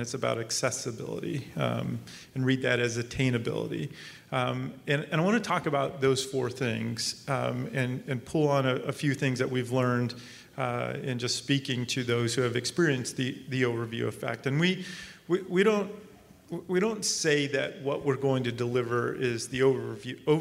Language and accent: English; Arizona, United States; I grew up in Arizona.